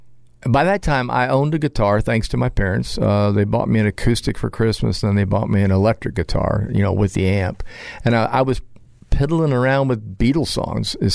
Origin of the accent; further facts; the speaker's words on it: Florida, United States; also born or lived in Williamsburg, Virginia; my dad's from New Jersey, mother was from Virginia, and I was born in Williamsburg. We moved to Florida when I was about 5